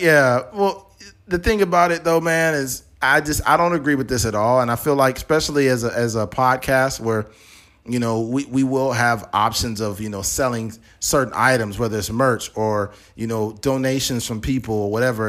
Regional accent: United States; as an American

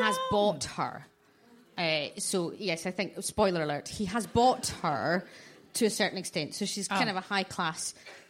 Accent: Glasgow, Scotland, United Kingdom; I grew up in Annie's Land, which is not like Bearsden and Mulgai.

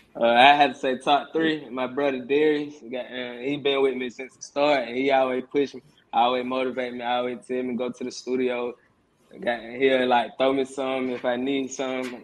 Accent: Atlanta, Georgia, United States; I was born and raised on the west side of Atlanta, Georgia

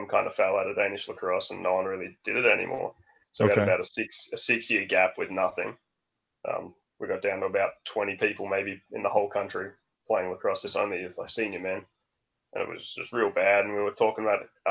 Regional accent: Melbourne, Victoria, Australia; born or raised there; moved away as an adult; now in Denmark

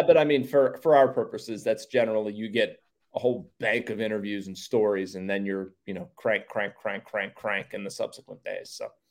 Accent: Pittsburgh, Pennsylvania, United States; growing up in Pittsburgh

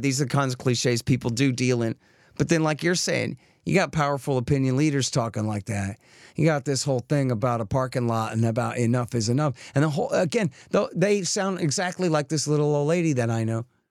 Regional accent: Texas, United States; I'm a kid from Texas

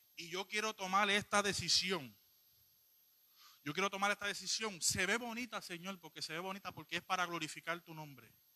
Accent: Puerto Rico; yo soy un poquito boricua

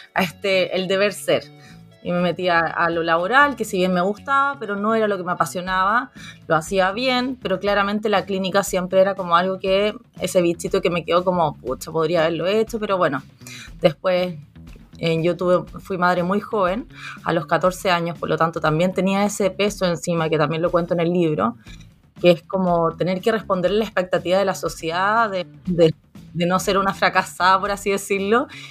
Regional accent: Chile; also born or lived in Viña del Mar; soy de Chile, vivo en Viña del Mar

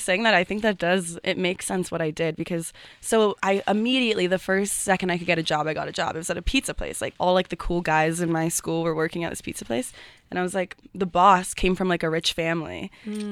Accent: Ohio, United States; I'm from Ohio and my mom was a secretary at like an elementary school

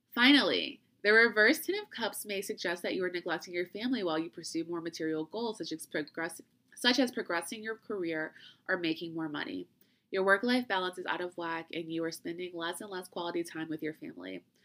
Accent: Louisiana, United States; I'm from Louisiana

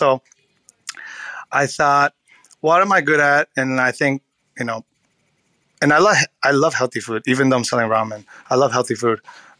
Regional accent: California, United States; I can talk shit about California roll because I'm from California.

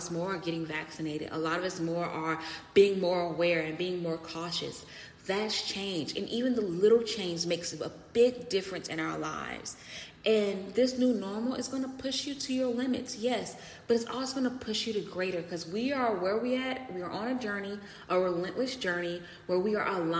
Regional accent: United States; being American, what I love about living in this society and in my community

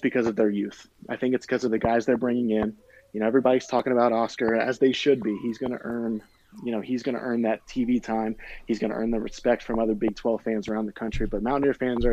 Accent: Virginia, United States; I grew up in Virginia

